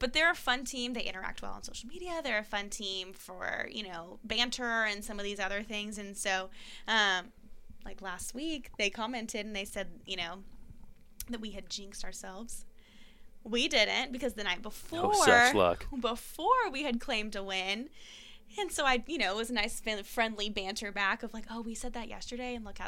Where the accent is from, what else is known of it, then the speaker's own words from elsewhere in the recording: Texas, United States; moved away; I am from Texas, and my team growing up was the Texas Rangers